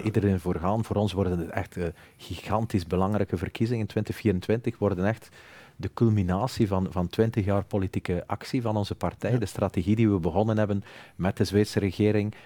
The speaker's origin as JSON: {"language": "Dutch", "region": "Flanders", "country": "Belgium", "said": "ik ben evident Vlaming"}